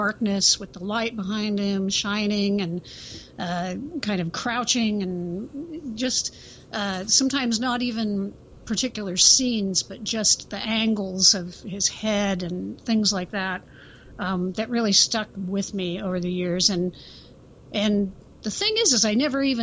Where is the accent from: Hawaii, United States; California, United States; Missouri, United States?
California, United States; Central Coast; born or raised there